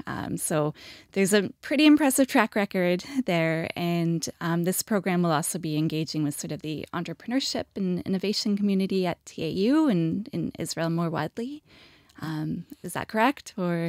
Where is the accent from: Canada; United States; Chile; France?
Canada; as a Canadian